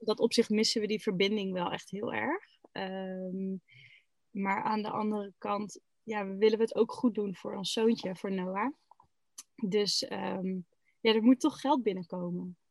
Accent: Groningen, Netherlands; moved away as an adult; now in Eijhorst, Netherlands; ik kom uit Groningen, officieel.

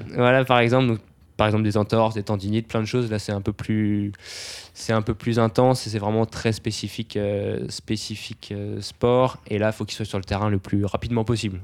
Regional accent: Brittany, France; je viens de Bretagne

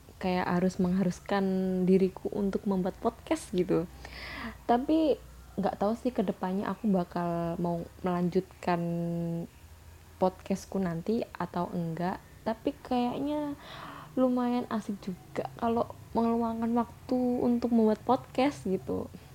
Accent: Java, Indonesia; accent: medok; aku campur-campur bahasa Indo sama bahasa Jawa karena, karena aku di sini orang Jawa

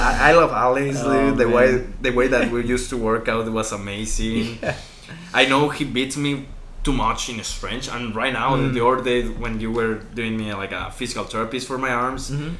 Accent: Guadalajara, Jalisco, Mexico; English is a second language; moved away as an adult; now in Newport, United States; I'm from Mexico

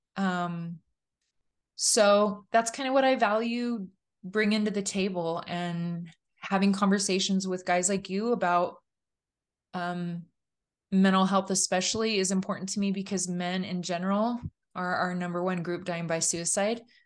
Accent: California, United States; I grew up in California, kind of the only person of my faith in my high school

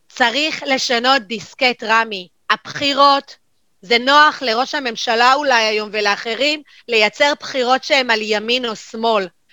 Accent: Jerusalem, Jerusalem District, Israel; now in Haifa, Israel; אני ירושלמית במקור

